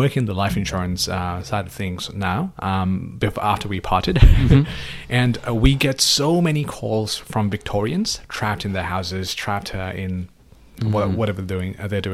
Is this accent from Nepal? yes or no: yes; Nepal; now in Australia; I'm from Nepal